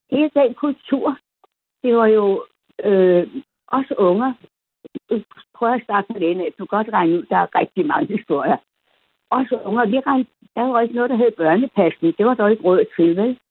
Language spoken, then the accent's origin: Danish; Copenhagen, Capital Region of Denmark, Denmark; also born or lived in Amager; jeg er opvokset inde i det gamle Adelsgade Borgergade kvarter. I gamle dage, der var det slum, nu er det jo fint at bo der, ikke?